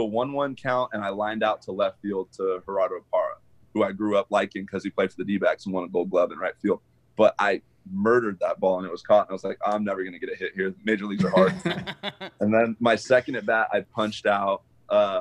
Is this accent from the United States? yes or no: yes; Arizona, United States; I'm from Arizona